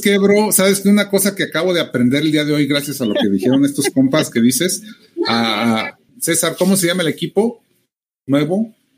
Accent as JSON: {"language": "Spanish", "country": "Mexico", "said": "somos exclusivos mexicanos"}